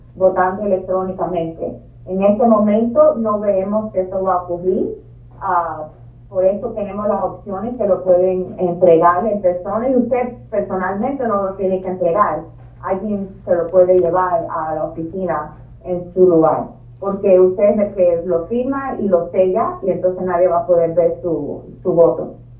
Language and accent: Spanish; Cuba; also born or lived in Virginia; now in Boston, United States; yo nací en Cuba